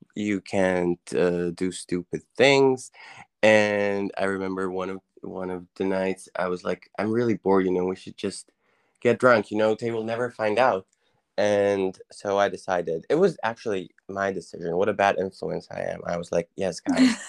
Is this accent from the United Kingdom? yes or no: no; Croatia; moved away as an adult; also born or lived in Wiener Neustadt, Austria; now in Austria; I'm from, uh, Croatia, and, uh, I'm a student currently. I study in Austria.